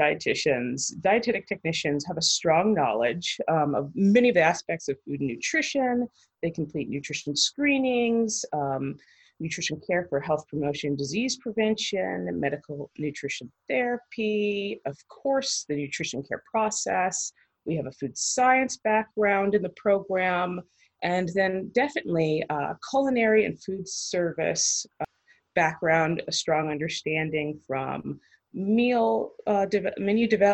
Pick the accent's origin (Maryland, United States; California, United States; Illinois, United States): Maryland, United States; moved away as an adult; also born or lived in Connecticut / Cincinnati; I am originally from Maryland